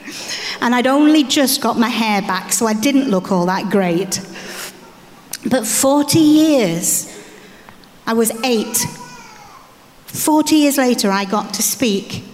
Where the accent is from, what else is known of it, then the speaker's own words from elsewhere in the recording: Ghana; I was brought up in Ghana to parents who were passionately in love with God